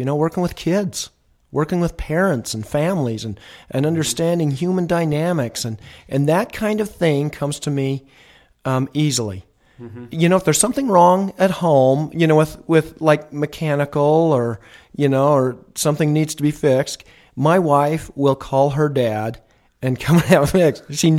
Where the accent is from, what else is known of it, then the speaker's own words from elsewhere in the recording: Rexburg, Idaho, United States; I was born and raised in Rexburg, Idaho. Mm-hmm. And, you know, worked on a farm.